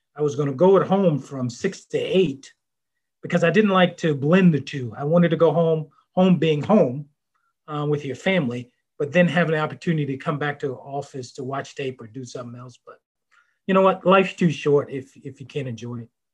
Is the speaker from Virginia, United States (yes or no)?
yes; Virginia, United States; growing up in Virginia